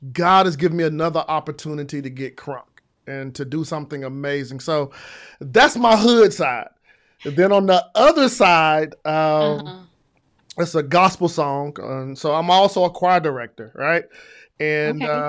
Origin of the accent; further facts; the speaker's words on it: Decatur, Georgia, United States; I grew up here in the Atlanta area with the school at Southwest DeKalb in Decatur, Georgia.